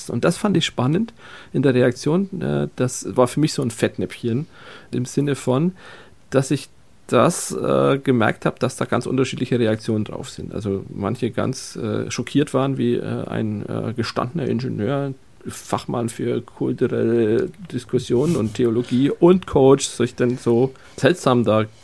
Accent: Franconia, Germany; ich leide als Franke

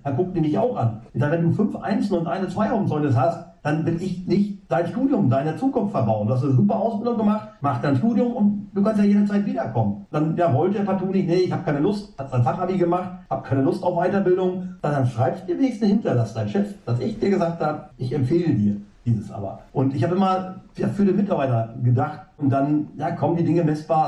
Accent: Emsland, Lower Saxony, Germany; karge Böden im Emsland aufgewachsen.

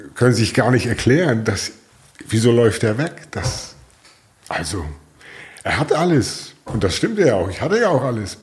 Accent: Flensburg, Schleswig-Holstein, Germany; geboren bin ich 1965 in Flensburg

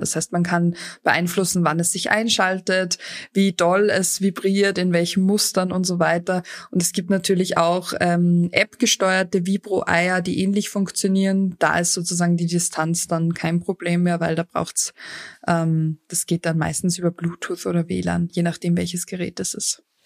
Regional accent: Austria; bei uns in Österreich

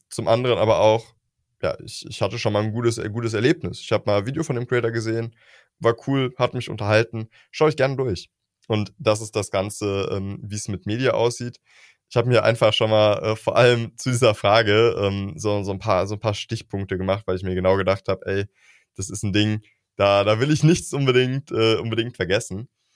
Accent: Germany; wir Deutschen

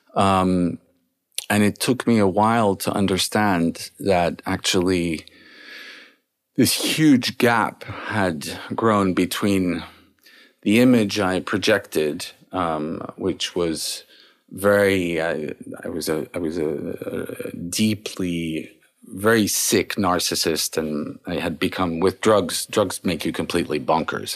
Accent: Paris, Île-de-France, France; I was born and raised in Paris

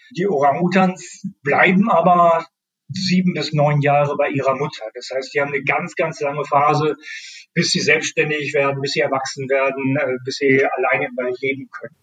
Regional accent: Northern Germany, Germany; ich komme aus Norddeutschland

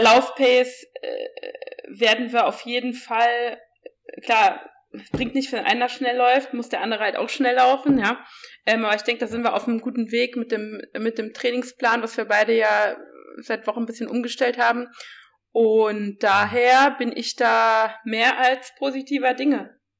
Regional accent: Saarland, Germany; ich komme ja wie gesagt aus dem Saarland

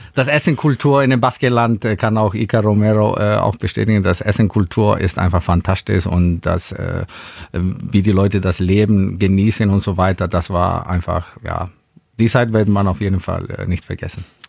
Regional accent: Iceland; moved away as an adult; also born or lived in Spain; now in Schillerslage, Germany; ich irgendwann hier lande, über Spanien, aus Island hierher

